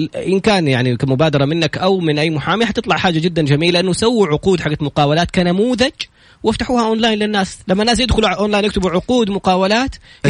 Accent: Saudi Arabia; احنا سعوديين

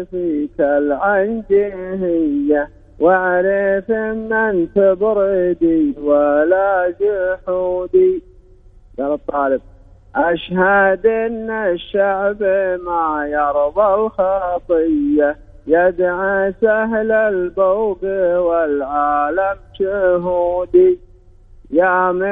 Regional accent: Saudi Arabia; انا نفسي رضيه بس كلكم انا سعودي

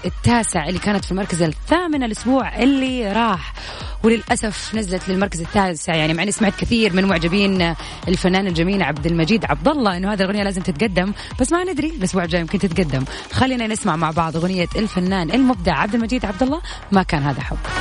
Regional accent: Jeddah, Makkah Province, Saudi Arabia; عندنا في جدة

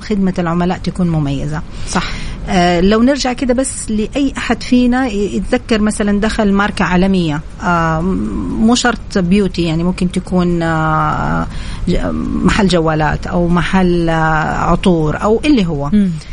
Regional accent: Saudi Arabia; فكنت أنا تقريبا الوحيدة السعودية في هذا المجال

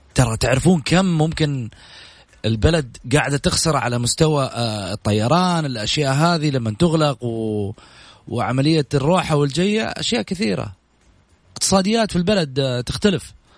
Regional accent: Saudi Arabia; اني سعودي

